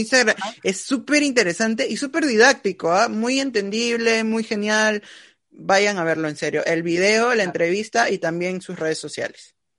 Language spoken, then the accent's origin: Spanish; Peru; todos nosotros como peruanos